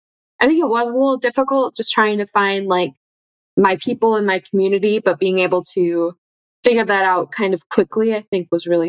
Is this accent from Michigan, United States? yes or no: yes; Michigan, United States; I'm originally from Michigan. I've grown up in Michigan, and I spent most of my childhood going to the Detroit Zoo.